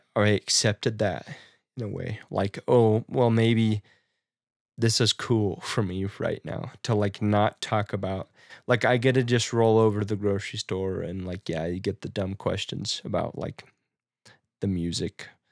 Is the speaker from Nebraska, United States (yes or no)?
yes; Nebraska, United States; moved away; in my hometown